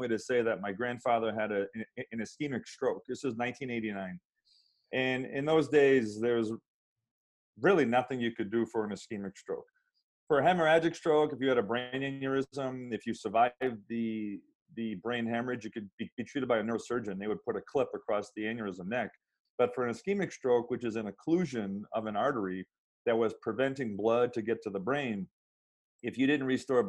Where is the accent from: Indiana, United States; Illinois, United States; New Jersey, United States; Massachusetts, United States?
Massachusetts, United States; central; moved away as an adult; now in Southern California, United States; I grew up in a kind of a small town in central Massachusetts